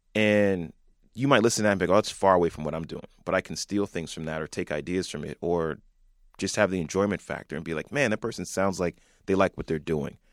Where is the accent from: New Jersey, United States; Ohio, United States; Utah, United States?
New Jersey, United States; Franklin; we grew up in, like, the burbs, and you were always an interesting spot. We're forty minutes from New York, not too far from Delaware, close to Philly